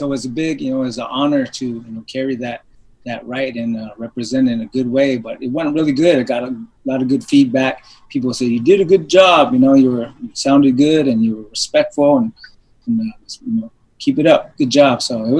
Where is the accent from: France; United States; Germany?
United States; Apsáalooke Nation, Montana; I'm from the Upsaloga Nation, Crow Nation in Montana. … which means good fortune on Mother Earth.